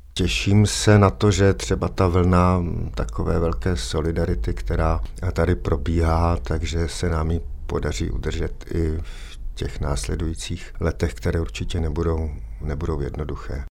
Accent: Czechia; Jsem Čech, eh, jsem na to hrdý

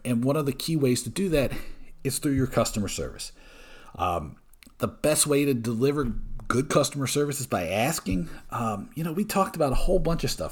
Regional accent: Georgia, United States; moved away; also born or lived in Brooklyn, New York; originally from Georgia, but I, I lived in Brooklyn for a whi-, for a long time.

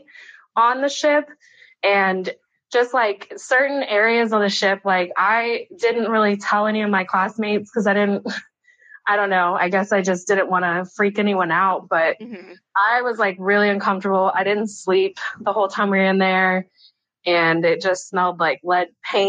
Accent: Florida, United States; I grew up in Florida

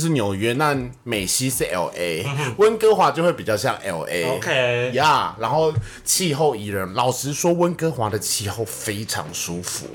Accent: Taiwan; 我们台湾人

